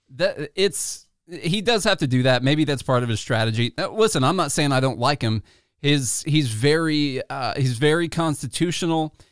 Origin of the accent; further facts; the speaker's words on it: Illinois, United States; now in Tennessee, United States; we come from Illinois